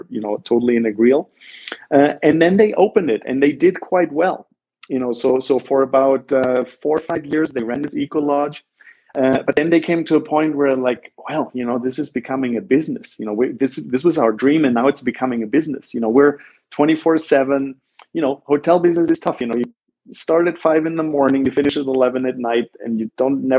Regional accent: Black Forest, Baden-Württemberg, Germany; moved away as an adult; also born or lived in Ithaca, New York, United States; now in San Jose, Costa Rica; I grew up in Southern Germany. In the Black Forest

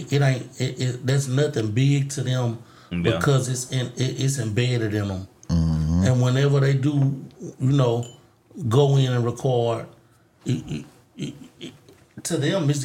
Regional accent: Mobile, Alabama, United States; moved away; I'm not even from here. I'm from Mobile, Alabama. We are. And when I moved back to Mobile in like 2008

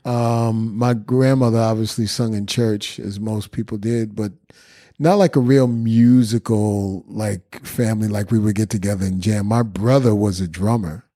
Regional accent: New York City, New York, United States; I'm from the Bronx

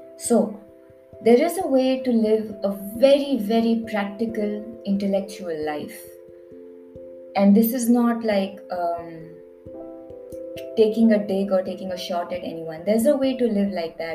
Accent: India; I'm Indian

